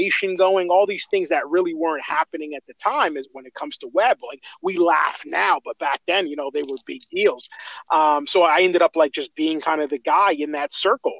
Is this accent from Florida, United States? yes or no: no; Elizabeth, New Jersey, United States; I grew up in Elizabeth